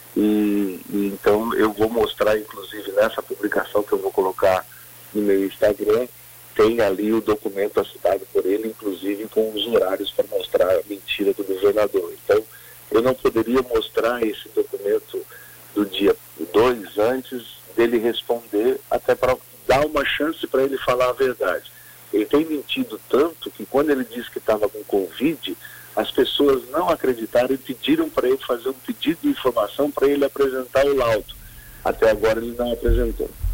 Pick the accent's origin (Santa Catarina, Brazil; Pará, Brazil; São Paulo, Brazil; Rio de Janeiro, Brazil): Santa Catarina, Brazil; Criciúma; also born or lived in Joinville; Eu morei muito tempo em Criciúma, mas em sessenta e oito o papai veio morar em Joinville. Eu nasci em setenta e depois de setenta e seis eu fui morar em Criciúma